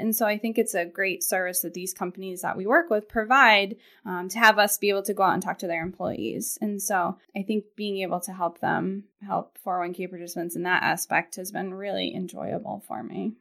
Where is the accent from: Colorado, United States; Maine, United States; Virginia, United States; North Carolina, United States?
Maine, United States; Portland; also born or lived in Boston, Massachusetts; I grew up in Portland and went to Deering High School and then, um, left Maine